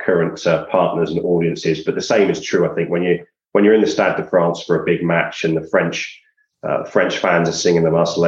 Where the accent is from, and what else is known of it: Gloucester, South West England, United Kingdom